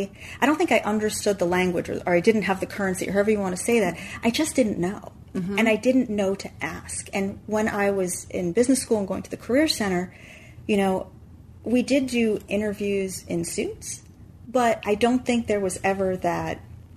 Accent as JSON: {"language": "English", "region": "New York", "country": "United States", "said": "And that was a difficult decision because I'm a New Yorker."}